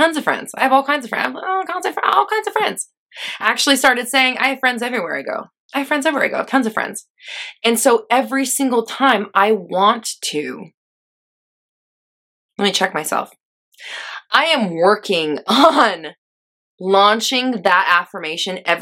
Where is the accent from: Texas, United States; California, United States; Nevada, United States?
California, United States; Los Angeles; moved away; also born or lived in Denver, Colorado; I'm actually from LA, but I lived there for a long time.